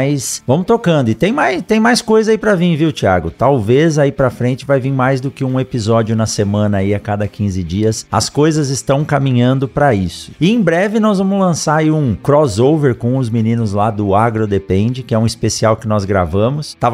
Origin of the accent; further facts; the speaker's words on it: Mato Grosso, Brazil; tô começando um podcast, sou aqui do Mato Grosso